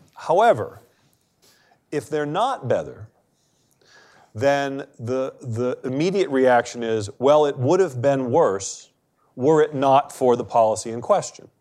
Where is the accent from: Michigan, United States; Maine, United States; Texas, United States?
Maine, United States; I'm from Maine